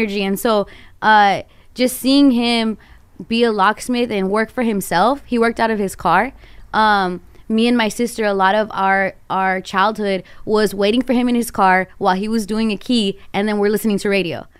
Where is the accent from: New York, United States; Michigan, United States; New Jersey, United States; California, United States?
California, United States; Glendale; I grew up in Glendale